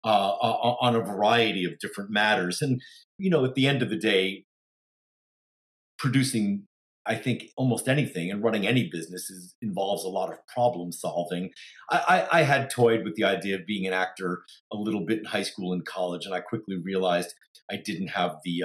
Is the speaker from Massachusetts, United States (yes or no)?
no; New York, United States; moved away as an adult; also born or lived in Palo Alto; now in Los Angeles, United States; I am from New York, and probably planted the theater seed when I was growing up in New York.